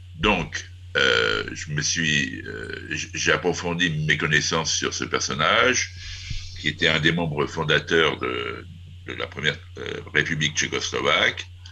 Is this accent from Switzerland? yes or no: no; France; en tant que Français